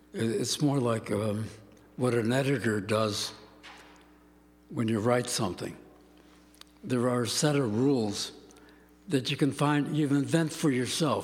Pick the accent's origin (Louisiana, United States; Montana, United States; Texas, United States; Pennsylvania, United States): Pennsylvania, United States; Pittsburgh; moved away; I grew up in Pittsburgh